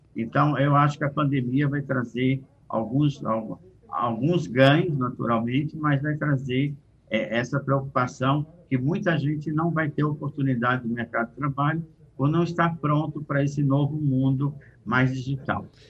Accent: Brazil; Eu, como brasileiro, posso trabalhar com empresas portuguesas, espanholas

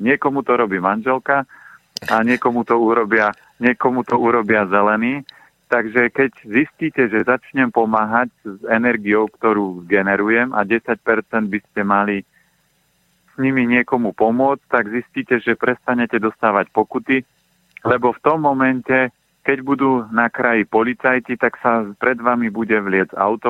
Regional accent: Orava, Žilina Region, Slovakia; moved away; Ja pochádzam aj z Oravy

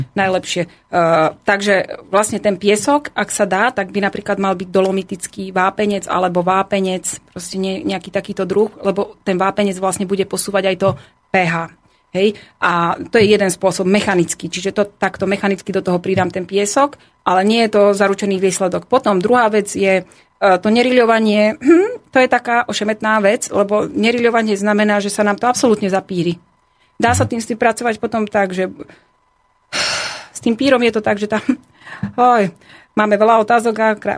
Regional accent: southern Slovakia, Slovakia; Ja som z Južného Slovenska a teraz momentálne žijem

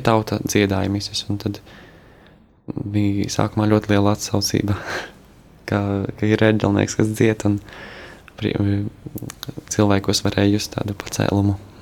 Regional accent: Kaunata, Latgale, Latvia; esmu no Latgales, no Rēzeknes puses, no ciematiņa Kaunatas

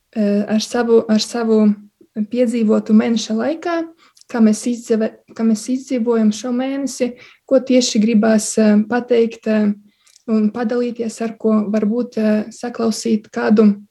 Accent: Silene, Augšdaugava Municipality, Latvia; moved away as an adult; now in Riga, Latvia; Es eh, nāku no Latvijas puses, no maza ciematiņa Silenes. Eh, tas ir pie Baltkrievijas robežas

